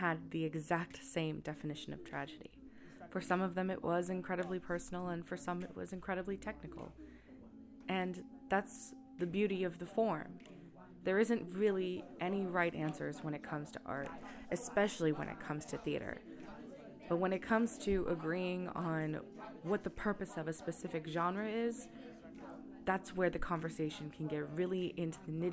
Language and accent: English; United States; now in Amsterdam, Netherlands; I'm an American expat and a master's student based out of the University of Amsterdam